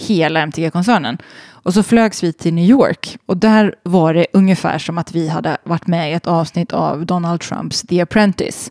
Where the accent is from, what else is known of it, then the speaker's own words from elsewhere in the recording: Sweden; moved away; alla mina vänner hemma i Sverige